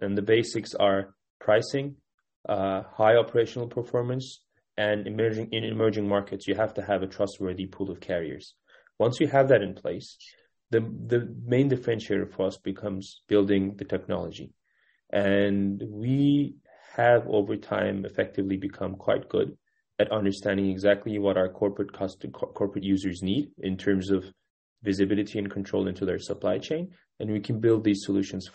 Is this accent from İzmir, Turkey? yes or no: no; Kütahya, Turkey; moved away as an adult; also born or lived in Istanbul, Turkey / Cambridge, Massachusetts, United States / New York, United States; I was born in Istanbul, but I grew up in a small rural city called Kütahya